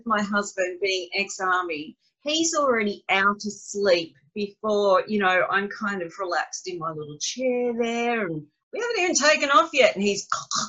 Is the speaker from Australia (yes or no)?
yes; Australia; that's what we Aussies do.